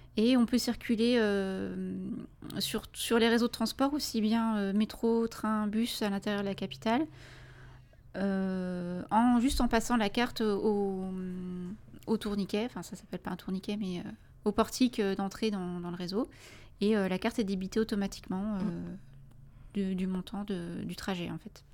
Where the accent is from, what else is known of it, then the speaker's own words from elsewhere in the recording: France; en tant que Français